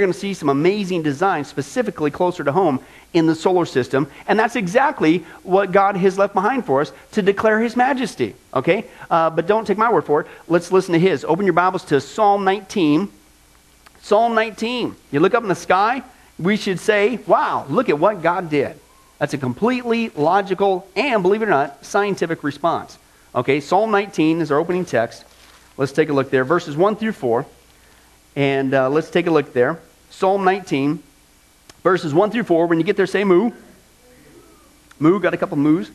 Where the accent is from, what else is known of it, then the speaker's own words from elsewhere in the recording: the Midwest, Kansas, United States; now in Las Vegas, United States; growing up in the Midwest, out in the middle of nowhere, no light pollution like you get here in Vegas